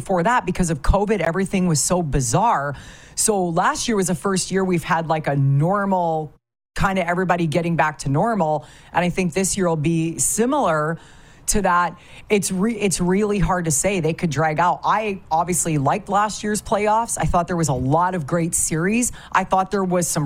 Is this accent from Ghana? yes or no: no; Canada; moved away; also born or lived in Southern California / South Florida; growing up in Canada and being around hockey 24 hours a day, 7 days a week, 365